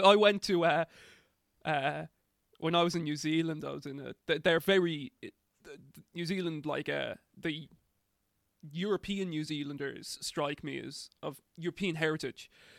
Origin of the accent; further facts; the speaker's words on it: Ireland; And we're like, oh, we're from Ireland.